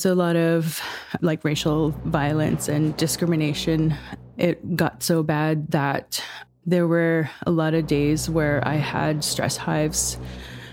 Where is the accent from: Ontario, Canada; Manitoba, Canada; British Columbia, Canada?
Ontario, Canada; Peawanuck; now in Thunder Bay, Canada; I'm from Pewanik. It's on the Hudson Bay coast